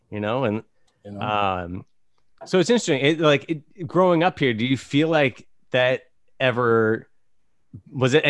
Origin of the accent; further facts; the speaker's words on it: Virginia, United States; moved away as an adult; also born or lived in Simi Valley, California; now in Los Angeles, United States; I was born in Simi Valley, but I moved when I was like six and a half to Virginia, and I grew up in Virginia, and then I moved back here about 10 or so years ago